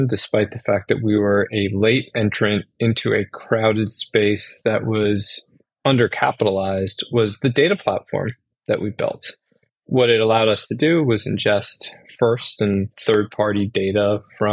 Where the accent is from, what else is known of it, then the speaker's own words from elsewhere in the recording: Worcester, Massachusetts, United States; moved away as an adult; also born or lived in Syracuse, New York; I grew up in Worcester, Massachusetts